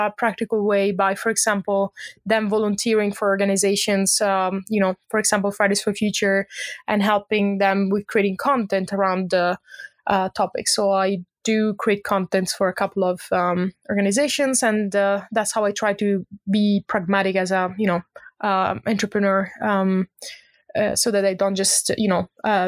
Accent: Italy; moved away as an adult; also born or lived in Lund, Sweden; now in Stockholm, Sweden; I'm originally from Italy, but I've been based in Sweden for the last 10 years.

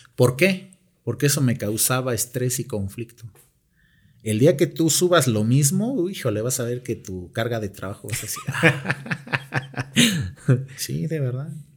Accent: Mexico; somos los propios mexicanos

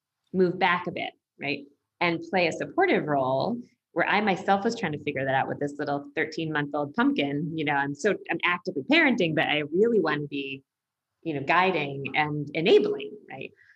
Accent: United States; I'm from the United States

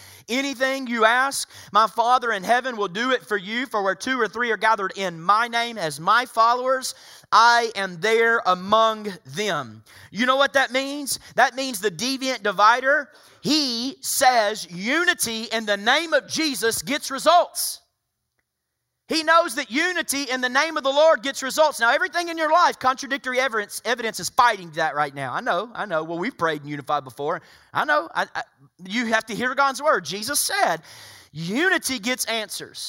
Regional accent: Soddy-Daisy, Tennessee, United States; Some would say I'm uncivilized coming from Soddy Daisy, Tennessee

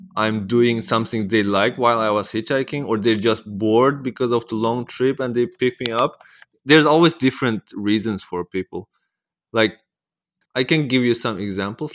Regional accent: East Turkestan, Xinjiang, China; also born or lived in Netherlands; now in Australia; I'm from Netherlands. And I was born in Maitao, which is, uh, East Turkestan

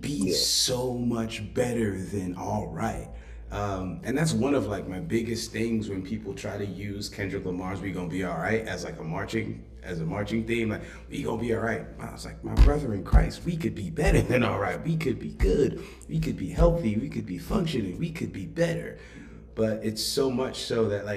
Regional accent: Nigeria; now in United States; I grew up in Africa

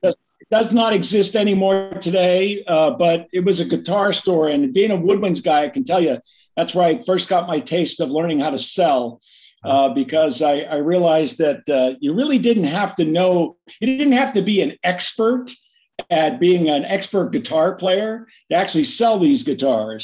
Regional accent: Pittsburgh, Pennsylvania, United States; grew up right outside of Pittsburgh in a little township called Brentwood

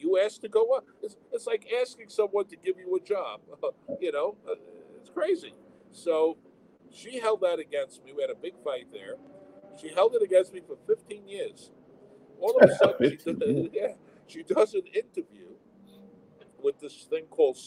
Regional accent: New York City, New York, United States; I'm from Brooklyn

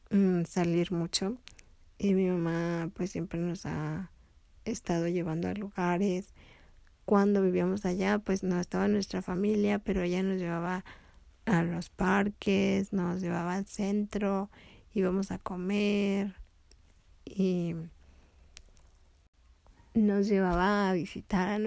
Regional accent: Tepic, Nayarit, Mexico; Pero allá en Tepic sí me divertí mucho. Después de vivir en el centro nos fuimos a una casa de Infonavit que el patrón de mi papá le rentaba. Y ahí fui a la escuela y hice muchos amigos.

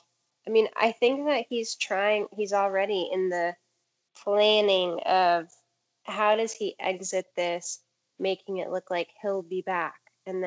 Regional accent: DeKalb County, Georgia, United States; also born or lived in Fulton County, Georgia; I live in Fulton County and grew up in DeKalb.

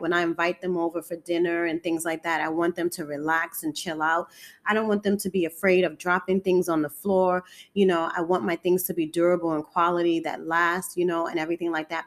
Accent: New York City, New York, United States; I'm born and raised in Harlem, New York City.

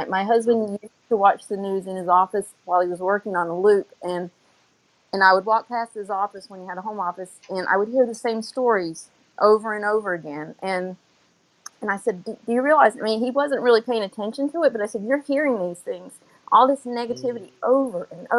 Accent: Florida, United States; I am from South Florida.

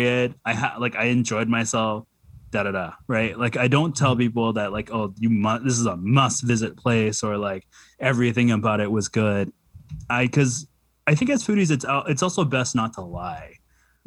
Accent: Vancouver, British Columbia, Canada; I grew up in East Van and I grew up poor

